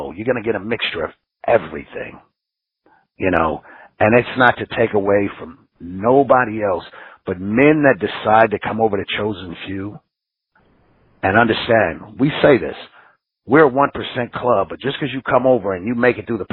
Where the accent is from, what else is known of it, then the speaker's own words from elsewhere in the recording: Los Angeles, California, United States; now in Ventura, United States; I grew up in Los Angeles